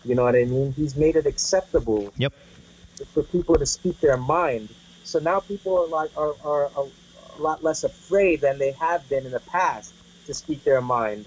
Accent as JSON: {"language": "English", "country": "United States", "said": "being an American"}